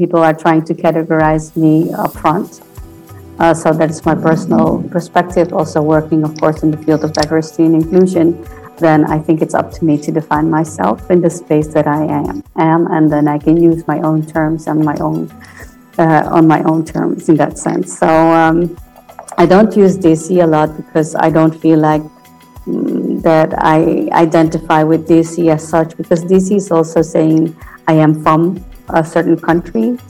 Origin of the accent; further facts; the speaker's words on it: Friesland, Netherlands; also born or lived in Suriname; being also born and raised in the Netherlands and in the upper part of the Netherlands in Friesland, which makes me also Frisian and also Dutch